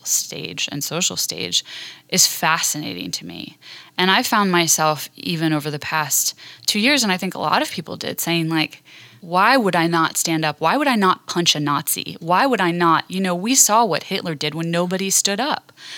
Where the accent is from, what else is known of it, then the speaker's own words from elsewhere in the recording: Western Maryland, United States; moved away; also born or lived in Washington, District of Columbia, United States; I grew up in Western Maryland